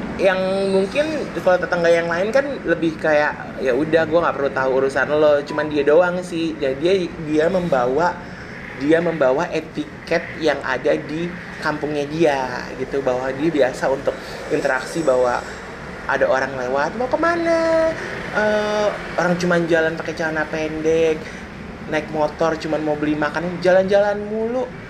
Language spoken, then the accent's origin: Indonesian; Jakarta, Indonesia; Kita orang Jakarta